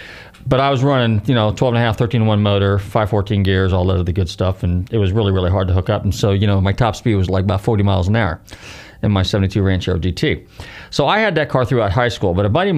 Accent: Northern California, United States; growing up in Northern California

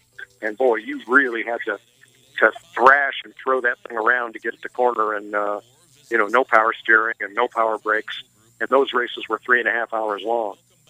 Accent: Northeast, United States; But I grew up in the Northeast and spent 40-some years up there.

